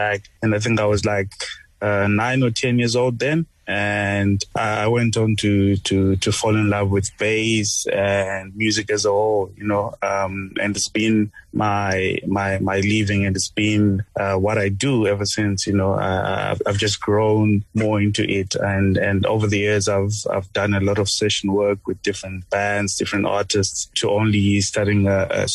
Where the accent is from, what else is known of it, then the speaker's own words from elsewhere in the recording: Harare, Zimbabwe; now in South Africa; I'm originally from Zimbabwe, born in Harare. I grew up there